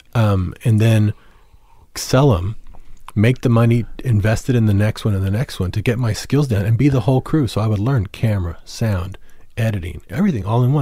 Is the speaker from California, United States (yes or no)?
no; San Antonio, Texas, United States; I grew up in San Antonio